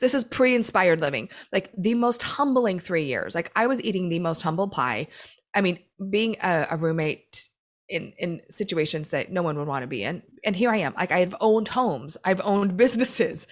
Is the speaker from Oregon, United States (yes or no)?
yes; Oregon, United States; now in Southern California, United States; I grew up in Oregon.